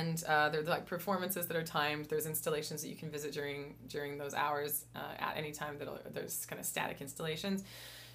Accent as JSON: {"language": "English", "town": "Riverview", "region": "New Brunswick", "country": "Canada", "tie": "born or raised there", "said": "I grew up in Riverview"}